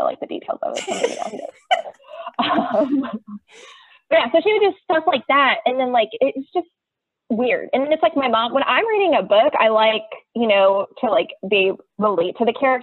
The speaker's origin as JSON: {"language": "English", "town": "Dallas", "region": "Texas", "country": "United States", "tie": "born or raised there", "also_born_or_lived": "College Station, Texas", "moved": "as an adult", "lives_now": "Spring, United States", "said": "my husband and I are both from Dallas, went to high school together."}